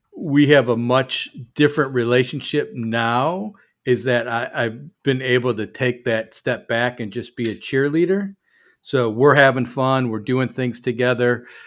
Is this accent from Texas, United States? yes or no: no; Chicago, Illinois, United States; moved away; I'm from Chicago